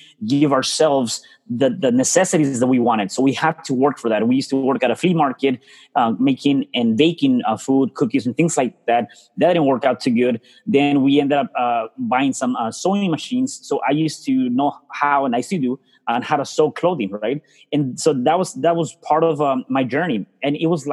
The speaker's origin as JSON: {"language": "English", "region": "Mexico City", "country": "Mexico", "tie": "born or raised there", "moved": "yes", "said": "I was born in a very poor family in Mexico City. So I'm actually from Mexico City."}